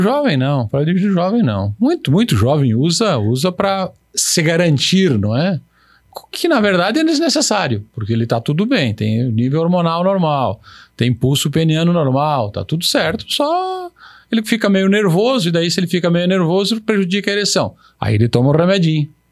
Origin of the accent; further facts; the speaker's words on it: São Lourenço do Oeste, Santa Catarina, Brazil; now in Pato Branco, Brazil; eu nasci em São Lourenço, é próximo